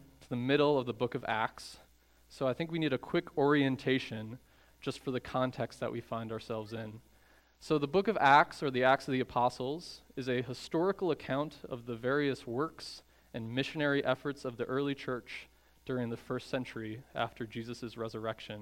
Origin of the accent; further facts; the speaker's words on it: Chicago, Illinois, United States; I'm from the Chicago area